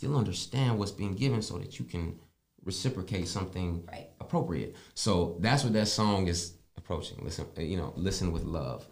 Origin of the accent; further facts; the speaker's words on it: Tennessee, United States; accent: country; also born or lived in Pennsylvania / North Carolina; now in South Florida, United States; I was born in Pennsylvania, raised in Tennessee, seasoned in North Carolina.